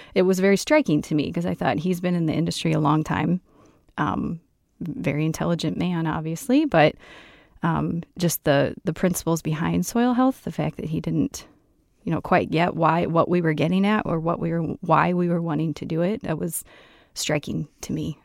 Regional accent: central Iowa, United States; moved away as an adult; now in southwest Minnesota, United States; originally from central Iowa, grew up on a farm and went to school at Iowa State

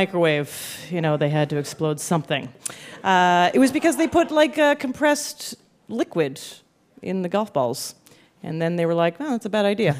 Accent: Canada; Yes. I'm from Canada.

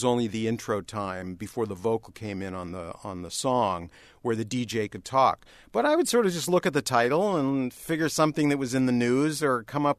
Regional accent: Toronto, Ontario, Canada; moved away as an adult; growing up in Canada

